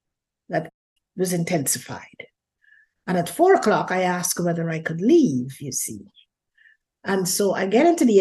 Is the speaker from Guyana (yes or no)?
yes; Guyana; moved away as an adult; also born or lived in London, United Kingdom; I was born in Guyana, South America, raised there, and got married